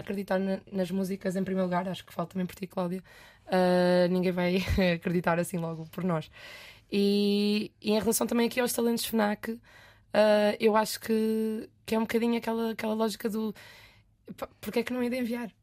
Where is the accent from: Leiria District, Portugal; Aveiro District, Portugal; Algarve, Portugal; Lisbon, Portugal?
Leiria District, Portugal; Leiria; also born or lived in France; A única vaga no conservatório em Leiria, que eu sou de Leiria